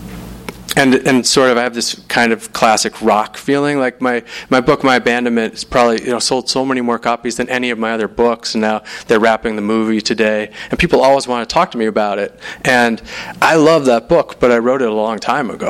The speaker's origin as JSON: {"language": "English", "town": "Salt Lake City", "region": "Utah", "country": "United States", "said": "I'm from Salt Lake City"}